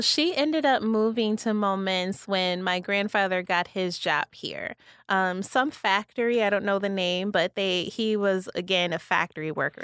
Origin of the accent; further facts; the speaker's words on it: Kankakee, Illinois, United States; moved away as an adult; also born or lived in Rockford, Illinois / Wausau, Wisconsin; was born and raised in Kankakee, born at Riverside